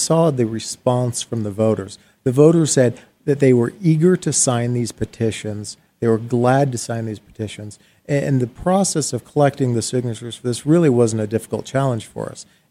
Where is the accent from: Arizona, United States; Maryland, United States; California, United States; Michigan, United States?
Arizona, United States; here in my home state